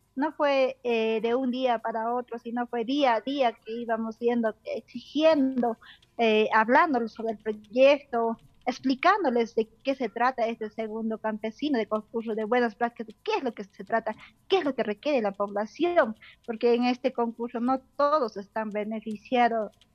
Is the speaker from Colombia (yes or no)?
no; Coyana community, Huancané province, Puno, Peru; soy del distrito de Tadaco, de la provincia de Huancané, departamento de Puno exactamente de la comunidad de Coyana